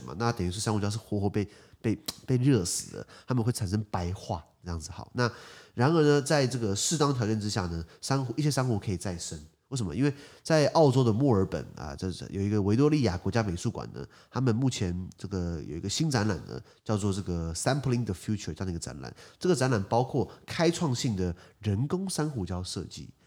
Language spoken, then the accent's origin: Chinese; Taiwan; 我们台湾人算蛮客气的嘛